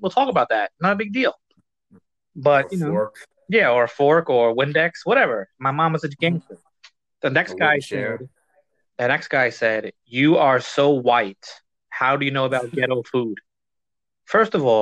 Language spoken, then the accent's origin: English; New York City, New York, United States; I'm from New York, bro. I'm from the Bronx